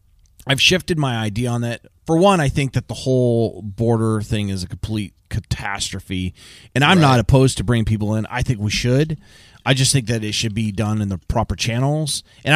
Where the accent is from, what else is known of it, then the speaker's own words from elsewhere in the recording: California, United States; because I grew up in Southern California, and I got into the trades right out of high school.